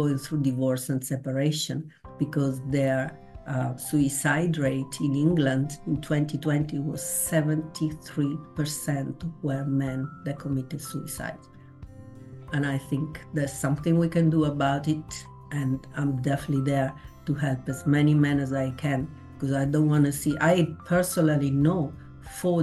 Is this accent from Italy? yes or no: yes; Italy; I was born in Italy in 1965